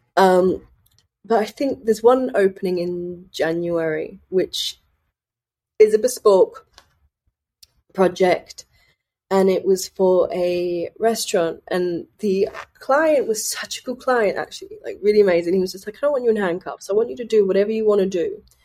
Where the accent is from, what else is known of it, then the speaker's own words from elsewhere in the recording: Sunderland, North East England, United Kingdom; I'm from Sunderland